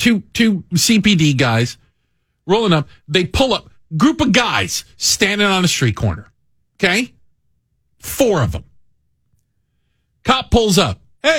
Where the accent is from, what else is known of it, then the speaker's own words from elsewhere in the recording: Washington, District of Columbia, United States; also born or lived in Tucson, Arizona; now in Chicago, United States; I grew up in Washington, D.C.